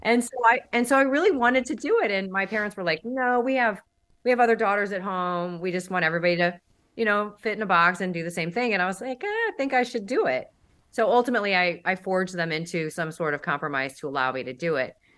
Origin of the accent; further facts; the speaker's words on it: St. Louis, Missouri, United States; also born or lived in Dallas; now in Miami, United States; I was raised in Saint Louis, and then I lived in Dallas for a long time, and I moved to Miami in two thousand fourteen.